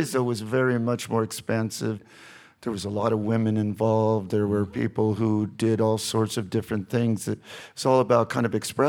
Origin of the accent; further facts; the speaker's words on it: Huntington Beach, California, United States; also born or lived in San Antonio, Texas; was born in San Antonio, and then we moved to Southern California, Huntington Beach, when I was about 7 years old.